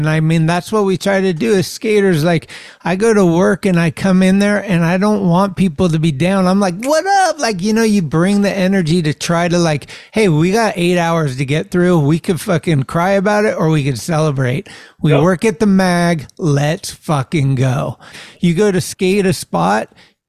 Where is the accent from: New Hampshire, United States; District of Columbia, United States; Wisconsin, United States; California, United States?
California, United States; Northern; me growing up in Northern California